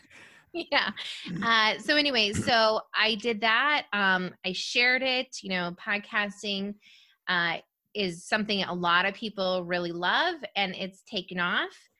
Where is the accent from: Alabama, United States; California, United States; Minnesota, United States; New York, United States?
Minnesota, United States; rural; I'm from rural Minnesota